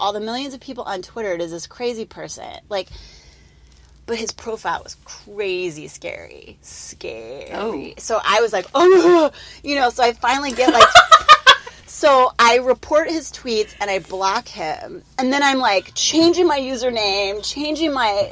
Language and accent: English; Chicago suburbs, Illinois, United States; moved away; I grew up in the Chicago suburbs